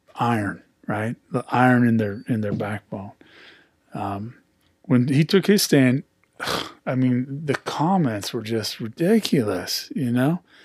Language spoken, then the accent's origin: English; Pleasant Hill, California, United States; I grew up in Pleasant Hill myself